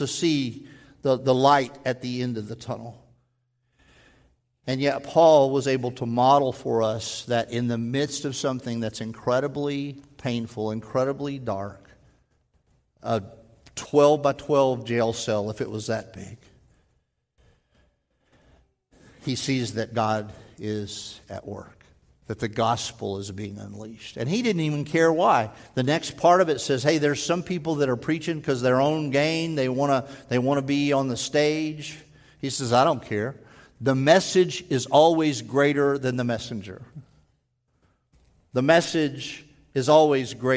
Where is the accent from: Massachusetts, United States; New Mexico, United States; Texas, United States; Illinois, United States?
Texas, United States; moved away; I'm a Texan. I was born there.